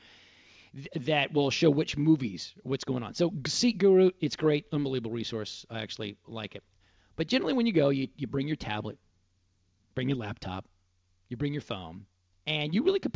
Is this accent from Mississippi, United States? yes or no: no; Dallas, Texas, United States; That's how we spent summers growing up in Dallas.